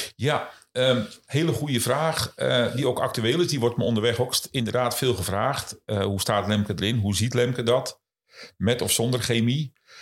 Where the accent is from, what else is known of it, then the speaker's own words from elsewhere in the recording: Kop van Noord-Holland, North Holland, Netherlands; Ik kom oorspronkelijk uit eh, de kop van Noord-Holland